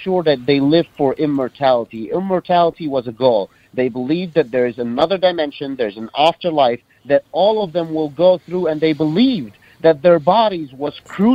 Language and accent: English; Cairo, Cairo Governorate, Egypt; I grew up in Cairo, Egypt.